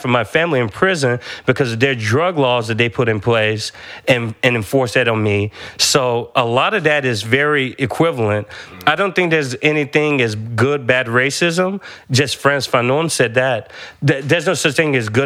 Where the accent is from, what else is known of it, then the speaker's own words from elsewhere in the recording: Franklin, United States; my hometown in Franklin